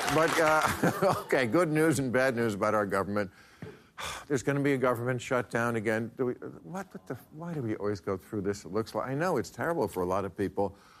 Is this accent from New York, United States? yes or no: no; New Jersey, United States; my home state of New Jersey